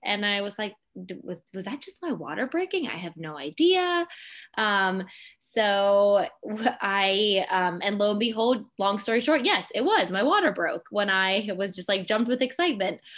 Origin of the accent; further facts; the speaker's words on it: Pittsburgh, Pennsylvania, United States; moved away as an adult; also born or lived in High Point, North Carolina / Melbourne, Australia; I grew up in Pittsburgh, Pennsylvania.